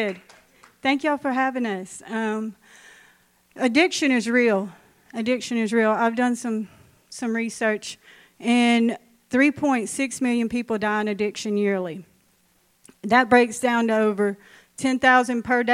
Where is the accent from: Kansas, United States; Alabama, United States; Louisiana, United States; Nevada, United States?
Louisiana, United States; Ashland; now in Minden, United States; I'm from Ashland. Grew up in Ashland. Not far from here